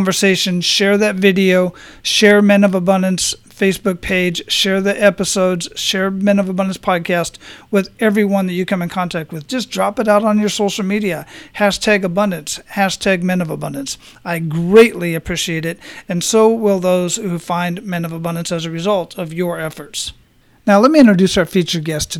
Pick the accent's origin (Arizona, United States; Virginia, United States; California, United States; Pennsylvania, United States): Arizona, United States; Phoenix; I'm originally from Phoenix, so the climate and the scenery and whatnot is not too different from what I grew up